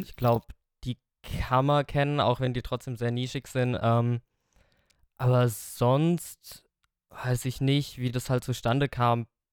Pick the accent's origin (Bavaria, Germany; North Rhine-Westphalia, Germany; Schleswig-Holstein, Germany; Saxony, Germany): Bavaria, Germany; Hofstetten; ich komme aus Hofstetten bei Schöllkrippen also das sind jetzt ja so ungefähr 20 Kilometer von Aschaffenburg